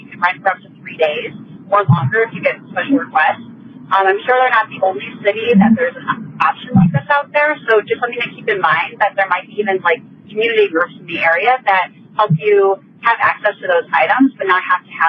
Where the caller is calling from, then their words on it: Milwaukee, Wisconsin, United States; I'm from Milwaukee, Wisconsin.